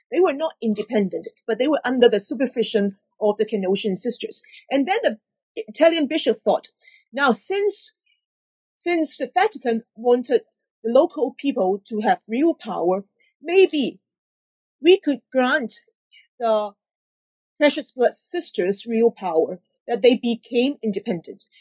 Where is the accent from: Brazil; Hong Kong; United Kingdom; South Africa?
Hong Kong; also born or lived in Honolulu, Hawaii; I'm born and raised in Hong Kong